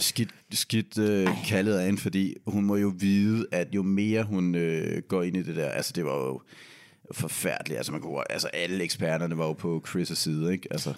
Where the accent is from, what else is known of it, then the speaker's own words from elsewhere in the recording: Denmark; vi er fra Danmark